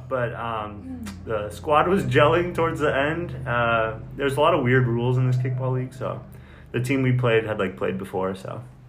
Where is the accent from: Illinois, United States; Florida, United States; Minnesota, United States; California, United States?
Minnesota, United States; Shakopee; I'm from Shakopee, Minnesota.